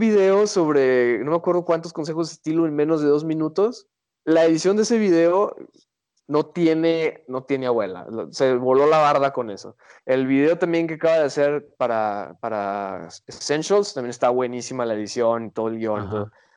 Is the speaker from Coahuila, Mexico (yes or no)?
no; Guadalajara, Jalisco, Mexico; Y nosotros venimos de la perla de Occidente